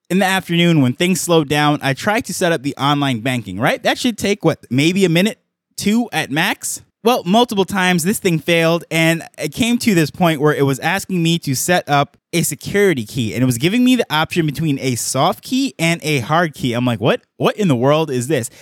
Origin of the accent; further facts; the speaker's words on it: New York, United States; moved away as an adult; now in Jamaica; I grew up in New York